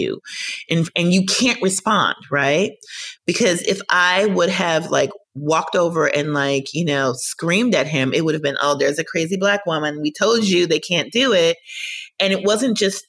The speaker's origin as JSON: {"language": "English", "region": "Minnesota", "country": "United States", "tie": "born or raised there", "said": "I grew up in Minnesota"}